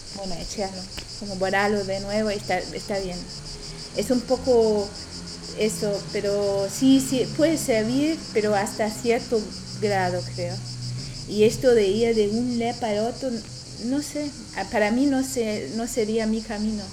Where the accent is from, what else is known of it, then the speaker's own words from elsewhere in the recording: Germany; Spanish is a second language; moved away; yo no soy de aquí, vengo de Alemania